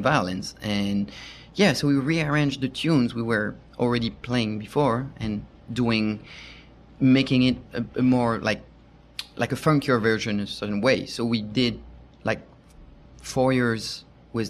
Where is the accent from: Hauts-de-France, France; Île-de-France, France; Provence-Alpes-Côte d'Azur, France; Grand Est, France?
Île-de-France, France; Paris; English is a second language; moved away as an adult; now in United States; I'm from France. Maybe you recognize my accent. Born and raised in Paris.